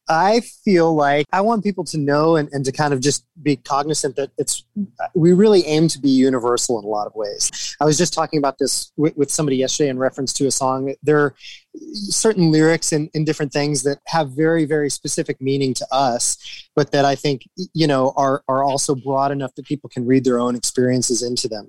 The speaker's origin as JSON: {"language": "English", "area": "Wisconsin and Oklahoma", "region": "Midwest", "country": "United States", "tie": "born or raised there", "also_born_or_lived": "Los Angeles / Paris", "moved": "yes", "said": "growing up in the Midwest in, in Wisconsin and Oklahoma"}